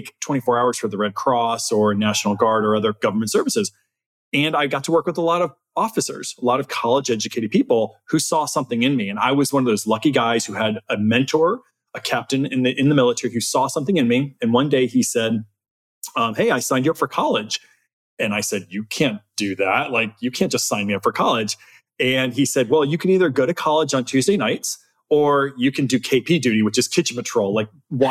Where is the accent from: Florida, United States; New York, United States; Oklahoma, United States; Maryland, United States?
Florida, United States; South; moved away as an adult; also born or lived in Texas; I came from South Florida. I didn't come from agriculture at all